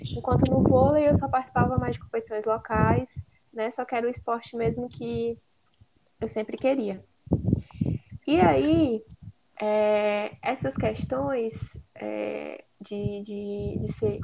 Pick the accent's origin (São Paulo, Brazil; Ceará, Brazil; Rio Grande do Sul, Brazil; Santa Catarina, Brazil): Ceará, Brazil; Apuiarés; lá em Apuiarés, né, no, onde eu cresci no município